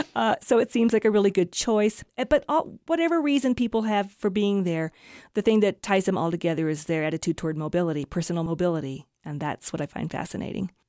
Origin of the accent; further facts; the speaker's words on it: Kansas City, United States; also born or lived in Wyoming; now in Iowa, United States; Those are places that I have lived or spent a lot of time growing up in Kansas City, living here in Wyoming for 20 years, and then moving to Iowa